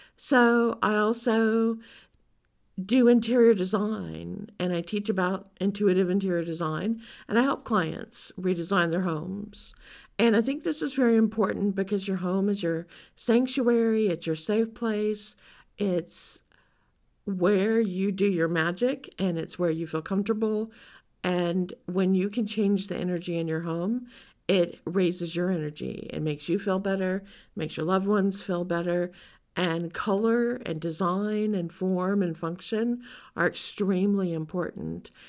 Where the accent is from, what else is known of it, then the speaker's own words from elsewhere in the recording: Louisiana, United States; growing up in Louisiana